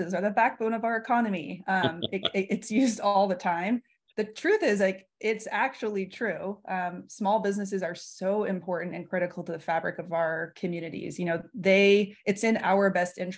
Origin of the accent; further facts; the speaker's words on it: San Francisco, California, United States; also born or lived in Los Angeles, United States; So I'm from San Francisco. I actually still reside here today